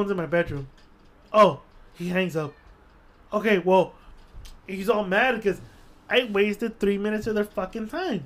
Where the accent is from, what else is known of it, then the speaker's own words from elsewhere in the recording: Guatemala; also born or lived in El Salvador; now in United States; I'm from Guatemala